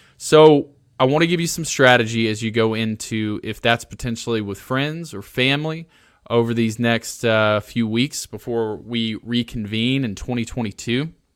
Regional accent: Alabama, United States; moved away; I'm originally from Alabama

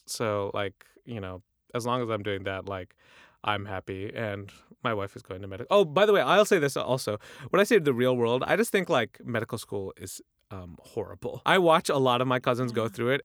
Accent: United States; we're American, even if we can speak to them in our Urdu

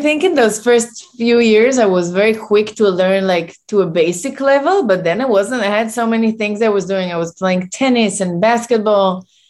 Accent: Tel Aviv, Tel Aviv District, Israel; moved away as an adult; now in New York, United States; I was born in Tel Aviv and I moved to New York 13 years ago.

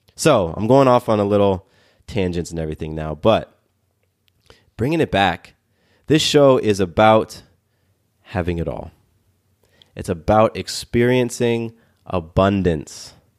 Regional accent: Atlanta, Georgia, United States; I live here in Atlanta and I, I grew up in Atlanta

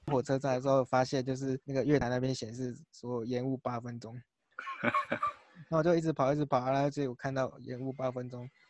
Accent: Chiayi, Taiwan; moved away as an adult; now in New Taipei, Taiwan; 就是我是嘉义人

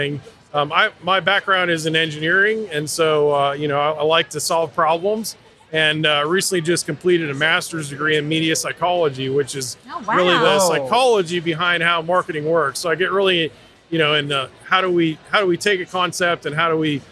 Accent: Massachusetts, United States; moved away; I grew up in Massachusetts

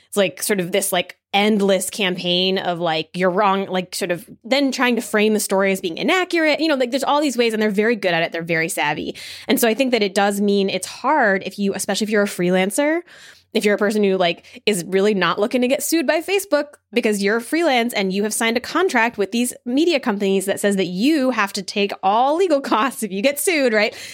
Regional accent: New Jersey, United States; also born or lived in New York City; now in Berkeley, United States; I come from New York City, I'm originally from New Jersey

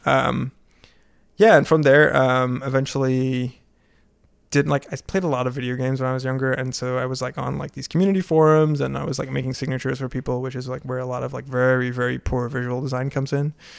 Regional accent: Maastricht, Limburg, Netherlands; moved away as an adult; now in United States; back in my hometown of Maastricht

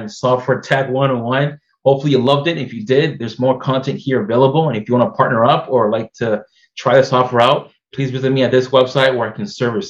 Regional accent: Massachusetts, United States; I'm here from Massachusetts, and I'm a second-generation person here from the U.S. My parents came from the Dominican Republic

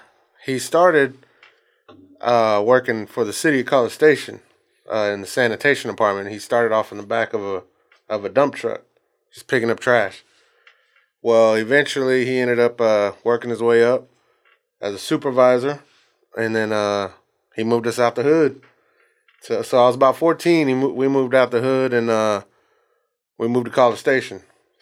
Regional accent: Bryan, Texas, United States; Texas. Yeah, born and raised.

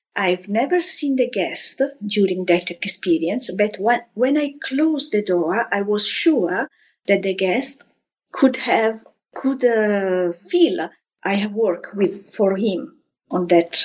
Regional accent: Florence, Tuscany, Italy; now in France; I grew up in Florence, where I was born almost a century ago.

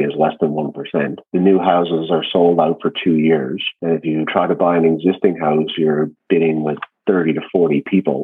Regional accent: Newfoundland and Labrador, Canada; moved away; also born or lived in Ontario; I was from Newfoundland and I was going to Newfoundland

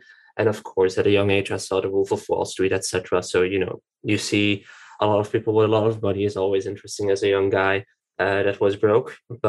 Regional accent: Tienen, Flemish Brabant, Belgium; born there; now in Brussels, Belgium; Well, I was born in Tienen, then I traveled, not really. I moved a lot through Belgium, and I'm currently living in Brussels.

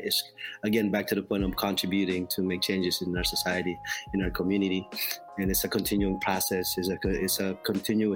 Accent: Philippines; moved away; I grew up in the Philippines in poverty along the Riles in the shantytown.

